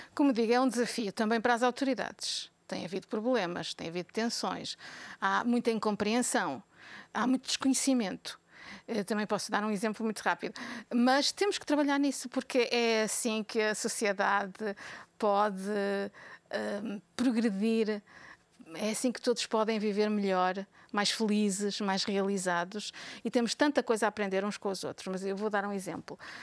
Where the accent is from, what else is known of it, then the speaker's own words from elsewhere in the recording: Portugal; now in Belgium; Somos portugueses, somos também europeus